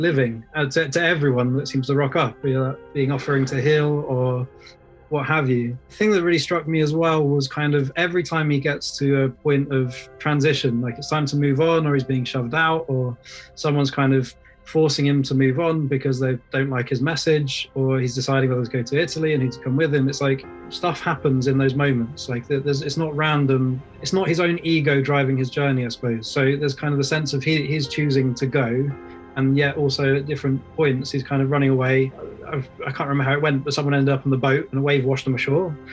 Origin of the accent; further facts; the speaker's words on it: England, United Kingdom; born and raised in England